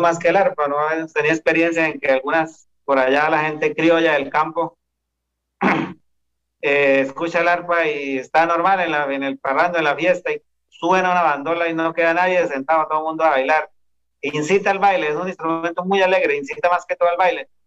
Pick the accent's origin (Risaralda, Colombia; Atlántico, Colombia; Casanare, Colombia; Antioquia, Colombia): Casanare, Colombia; Maní; Soy de Maní, Sanares, soy músico tradicional, bandolista